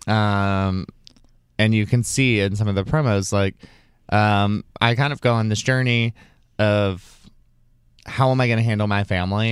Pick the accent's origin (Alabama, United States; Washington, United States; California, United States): Alabama, United States; I'm from Alabama